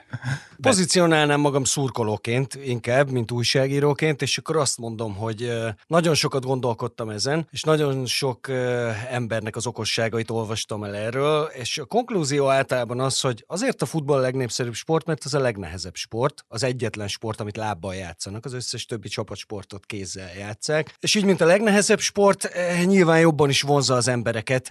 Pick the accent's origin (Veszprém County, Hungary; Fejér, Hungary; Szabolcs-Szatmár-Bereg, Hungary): Veszprém County, Hungary; Veszprém; Veszprémi vagyok